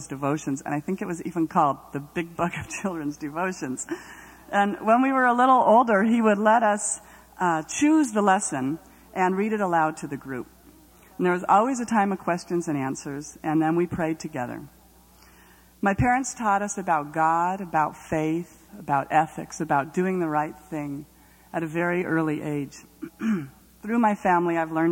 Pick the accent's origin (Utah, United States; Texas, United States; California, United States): California, United States; Los Angeles; I grew up in Northridge, California, home of earthquakes and valley girls